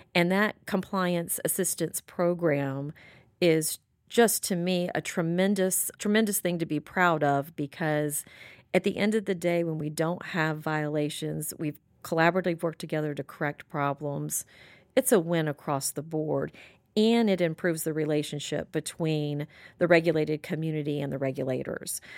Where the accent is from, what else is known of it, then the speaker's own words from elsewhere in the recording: Pensacola, Florida, United States; born and raised in Florida, raised in Pensacola.